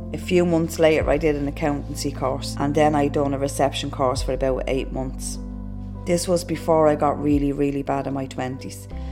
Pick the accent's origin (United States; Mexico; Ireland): Ireland; Dublin, Leinster; I lived in Ballymun and I lived there until I was about 11. In Ballymun, I remember that we never really had money. I had younger siblings. We moved to a different part of Dublin when I was 11, but when I was a kid, we grew up in Ballymun